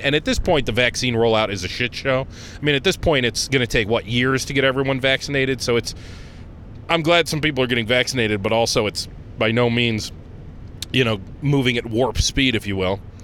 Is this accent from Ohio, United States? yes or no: yes; Conneaut, Ohio, United States; now in Rochester, United States; I grew up in Conneaut, Ohio